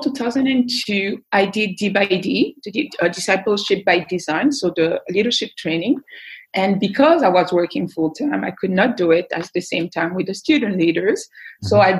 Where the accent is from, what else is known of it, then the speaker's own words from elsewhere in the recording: Belgium; I was born and raised in Belgium